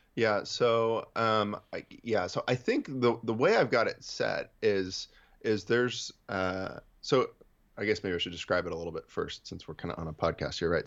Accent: Central Valley of California, United States; I'm from the Central Valley of California.

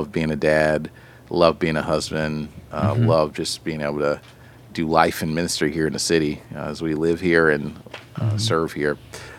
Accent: East Coast, United States; moved away as an adult; now in Chicago, United States; So I've been a resident of Chicago for 20 years. I was a transplant from the East Coast.

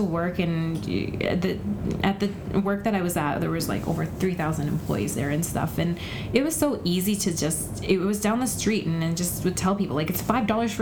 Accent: Alberta, Canada; also born or lived in Vancouver; now in Surrey, Canada; I grew up in Surrey. I mean, I was born and raised in Alberta and came to Vancouver and lived there

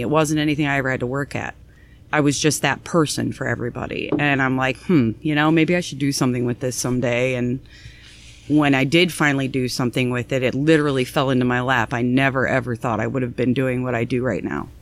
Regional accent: North Canton, Ohio, United States; I was born here in Canton, Ohio, North Canton, Ohio.

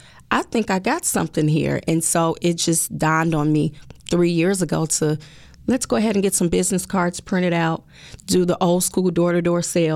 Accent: Chicago, Illinois, United States; I am born and raised here in the city of Chicago. I am a true Chicago girl, okay?

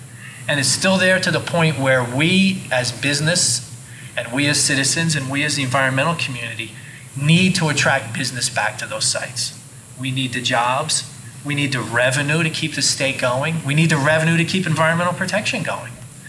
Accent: Lambertville, New Jersey, United States; From growing up in Lambertville, New Jersey, and spending my entire summer swimming in the Delaware River

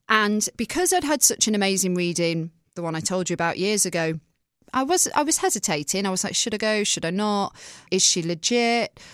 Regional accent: England, United Kingdom; moved away as an adult; also born or lived in Manchester; now in United States; I'm from England. and I'm from a small town.

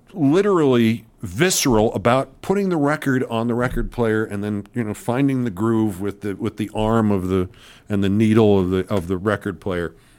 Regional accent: New York, United States; moved away; being a New Yorker

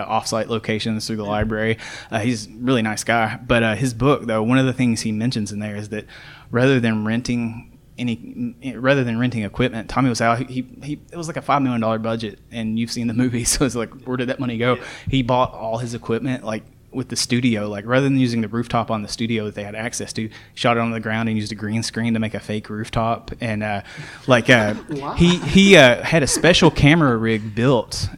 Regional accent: Muhlenberg County, Kentucky, United States; I'm from Muhlenberg County originally

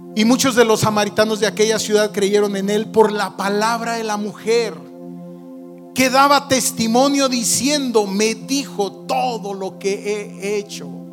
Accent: Zacapu, Michoacán, Mexico; born or raised there

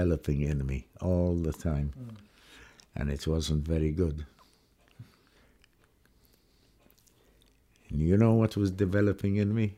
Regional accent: Aden, Yemen; moved away; I was born in Aden under British rule.

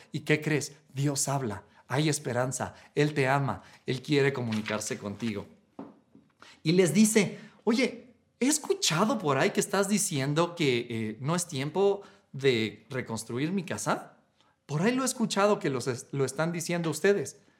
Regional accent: Mexico; cuando me fui fuera de México un tiempo

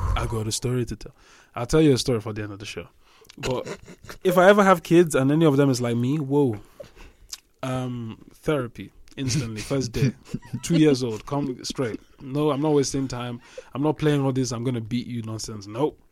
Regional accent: Nigeria; we grew up in Nigeria

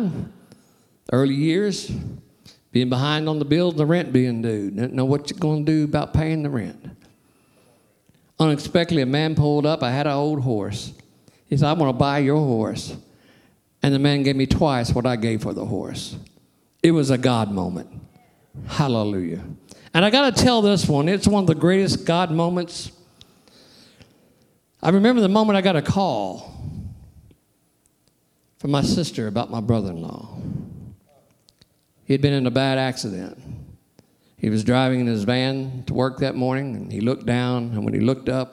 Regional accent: Sikeston, Missouri, United States; I'm from Sykeston. I love Sykeston. It's my hometown.

